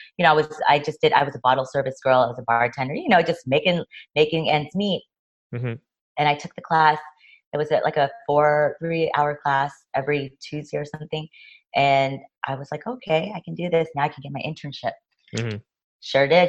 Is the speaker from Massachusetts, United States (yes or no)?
no; Los Angeles, California, United States; also born or lived in New York; I mean, I grew up here in Los Angeles